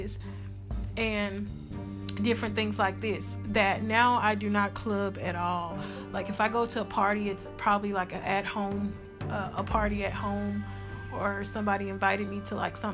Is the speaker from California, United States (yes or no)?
no; Houston, Texas, United States; also born or lived in Magnolia, Texas; I came back to my hometown, which is Homestead, you know, Rosewood over there